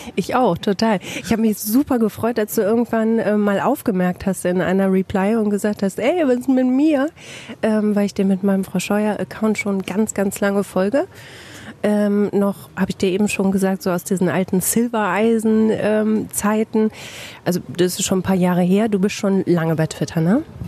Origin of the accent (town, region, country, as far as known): Bielefeld, North Rhine-Westphalia, Germany